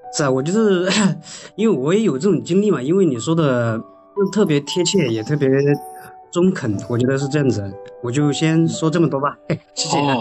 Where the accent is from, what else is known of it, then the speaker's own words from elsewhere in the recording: Guizhou, China; 我老家是贵州的，我们这，这留守儿童这种情况特别，特别严重